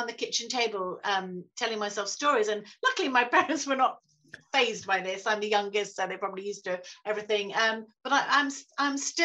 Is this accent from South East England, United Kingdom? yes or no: yes; Saltdean, South East England, United Kingdom; when I was growing up in Salt Dean